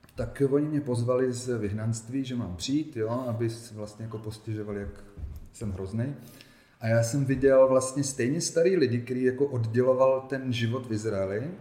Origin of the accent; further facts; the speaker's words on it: Ostrava, Moravian-Silesian Region, Czechia; moved away as an adult; also born or lived in Israel; Já jsem se narodil v Ostravě